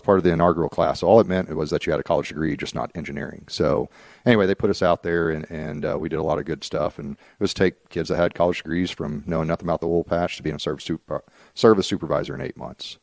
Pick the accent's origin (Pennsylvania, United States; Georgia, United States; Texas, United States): Texas, United States; Dallas; moved away as an adult; also born or lived in Frisco, Texas; now in Oklahoma, United States